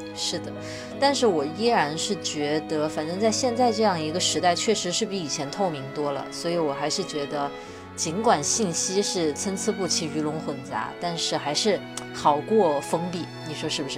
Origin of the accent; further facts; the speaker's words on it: Wuhan, Hubei, China; 我在武汉长大